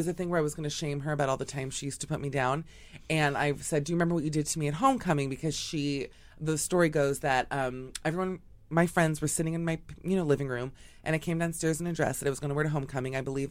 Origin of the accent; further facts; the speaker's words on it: Miami, Florida, United States; From Miami.